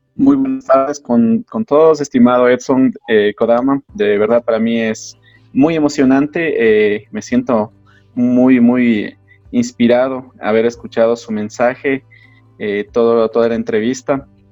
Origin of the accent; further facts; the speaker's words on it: Ecuador; desde mi país